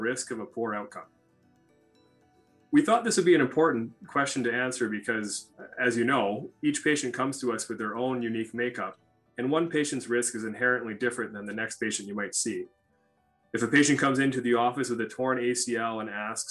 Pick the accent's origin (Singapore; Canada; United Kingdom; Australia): Canada; moved away as an adult; also born or lived in Oslo, Norway / Minnesota, United States; now in Minneapolis, United States; I'm actually originally from Canada, and that's where I completed most of my training, including medical school and orthopedic residency